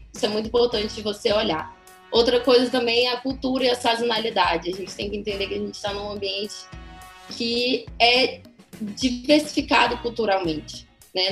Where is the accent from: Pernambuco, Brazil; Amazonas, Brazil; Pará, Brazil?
Pará, Brazil; also born or lived in São Paulo; eu como paraense